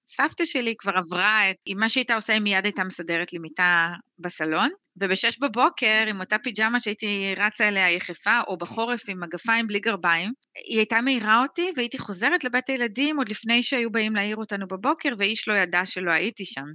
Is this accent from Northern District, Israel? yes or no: yes; Sarid, Northern District, Israel; אני גדלתי בקבוצת פשוש בקיבוץ שריד